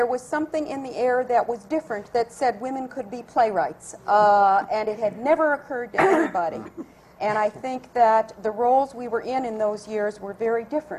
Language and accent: English; Iowa, United States; my roots are rural, like Marcia's. I'm from Iowa